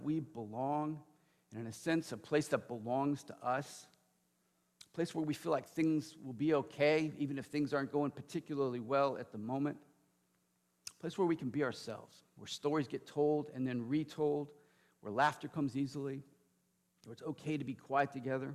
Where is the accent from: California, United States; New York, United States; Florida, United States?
California, United States; Lodi; moved away as an adult; my parents in my hometown, Lodi, California